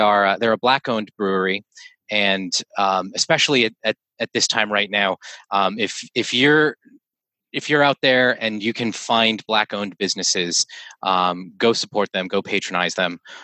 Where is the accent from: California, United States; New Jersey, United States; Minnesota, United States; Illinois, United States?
New Jersey, United States; Morristown; also born or lived in Montclair, New Jersey / Clifton, New Jersey; I grew up in Morristown, right on the border of Morristown and Florham Park.